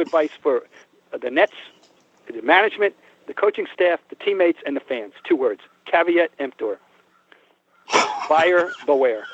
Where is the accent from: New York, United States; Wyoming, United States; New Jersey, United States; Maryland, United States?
New Jersey, United States; Trenton; moved away as an adult; also born or lived in Boston; growing up in Trenton, New Jersey